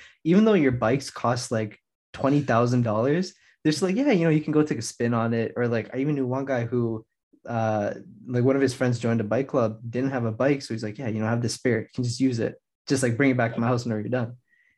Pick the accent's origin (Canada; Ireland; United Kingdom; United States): Canada; Toronto, Ontario; Especially because I'm from Toronto.